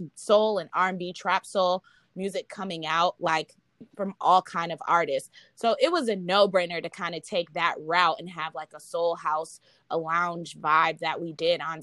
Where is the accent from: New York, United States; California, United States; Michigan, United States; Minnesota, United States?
Minnesota, United States; moved away; also born or lived in Boston, Massachusetts; I was born in Boston and I was raised in Minnesota